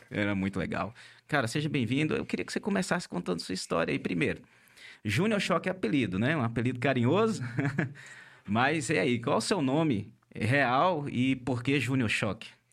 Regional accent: Montes Claros, Minas Gerais, Brazil; nós somos aqui do norte de Minas Gerais, de Montes Claros

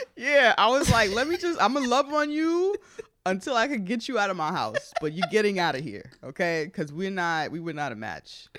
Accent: New York City, New York, United States; also born or lived in Manhattan; We're both from the Bronx

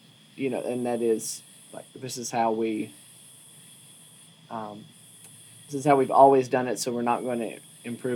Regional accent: Wytheville, Virginia, United States; moved away as an adult; now in Berea, United States; I was born and raised in Wytheville, Virginia

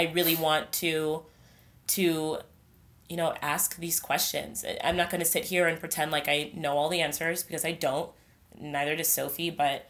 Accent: Nigeria; I don't know everything right. about being Nigerian because I'm Nigerian.

